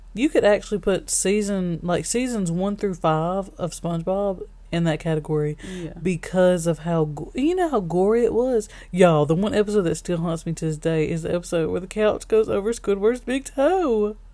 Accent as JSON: {"language": "English", "region": "Alabama", "country": "United States", "said": "we're from Alabama"}